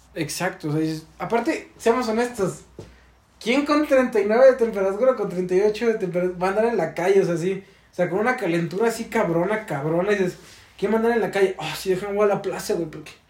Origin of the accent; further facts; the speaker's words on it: Mexico; nos identifica como gente mexicana